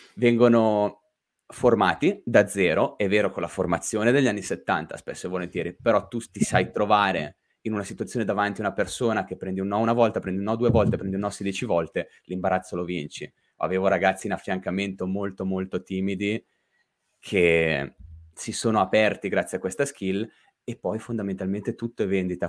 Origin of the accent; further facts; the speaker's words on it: Lake Como, Lombardy, Italy; sono orgogliosamente un podcaster che viene da quel ramo del lago di Como che avvolge a mezzogiorno